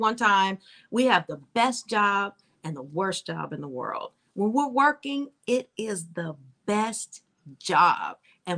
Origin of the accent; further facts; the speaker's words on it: New York, United States; I came out here from New York and I've been here ever since.